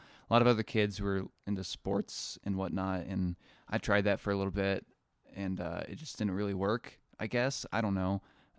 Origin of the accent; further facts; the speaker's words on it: Noblesville, Indiana, United States; Where I come from, I come from Indiana.